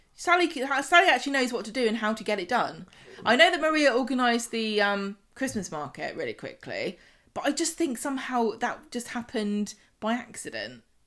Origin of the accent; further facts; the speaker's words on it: southern England, United Kingdom; I'm from the South